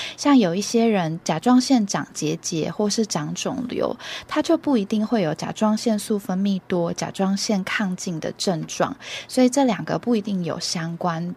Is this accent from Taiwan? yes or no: yes; Taiwan; 以前我们台湾人啊，食盐没有加碘